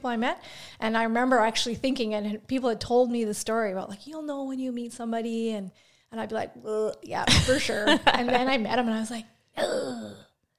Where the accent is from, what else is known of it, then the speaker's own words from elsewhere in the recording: Saskatoon, Saskatchewan, Canada; also born or lived in Regina / Pike Lake; I'm from Saskatoon. So I grew up in Saskatoon. My parents moved to Regina for a little bit, but I was young, so I don't really remember living there. And then my parents broke up, split up, and my mom and I moved back to Saskatoon.